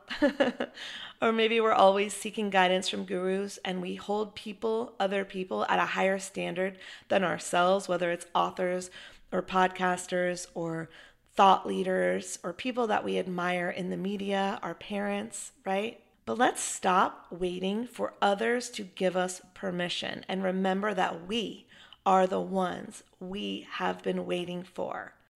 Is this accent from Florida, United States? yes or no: no; Chapel Hill, North Carolina, United States; my hometown of Chapel Hill. You know, I grew up watching him play basketball.